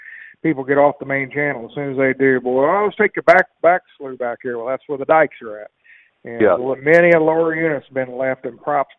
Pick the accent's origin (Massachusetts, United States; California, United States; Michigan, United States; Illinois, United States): Illinois, United States; Pleasant Hill; my hometown of Pleasant Hill